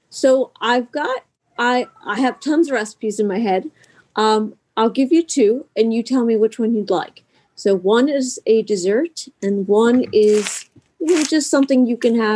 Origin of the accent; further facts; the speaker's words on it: Harrisburg, Pennsylvania, United States; I am from Harrisburg, Pennsylvania, and it is snowing and windy and very cold.